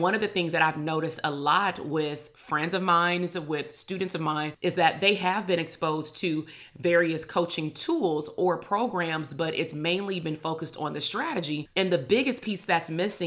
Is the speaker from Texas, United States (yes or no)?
no; Compton, California, United States; also born or lived in Long Beach, California; I grew up in Compton, California